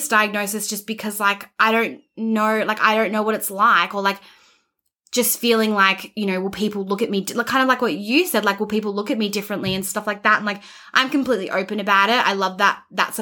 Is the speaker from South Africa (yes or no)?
no; Australia; I'm Australian